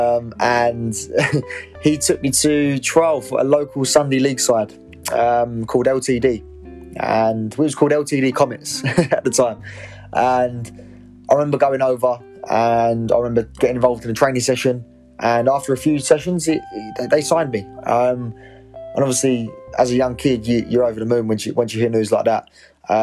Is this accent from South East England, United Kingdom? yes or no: no; Essex, East of England, United Kingdom; I'm 23, I'm from Essex